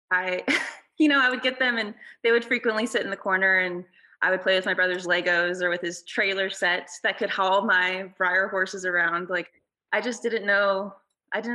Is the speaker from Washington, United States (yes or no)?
no; La Pine, Oregon, United States; I grew up in Lapine, Oregon, which is a really small